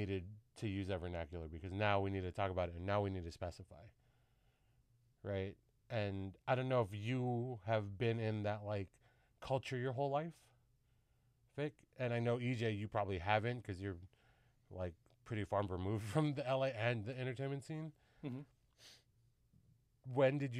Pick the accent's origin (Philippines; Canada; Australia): Philippines; I would still operate under the guise that I'm I'm Filipino